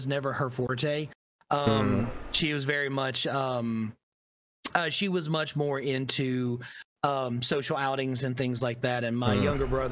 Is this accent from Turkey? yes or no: no; Tennessee, United States; moved away as an adult; now in Florida, United States; growing up in Tennessee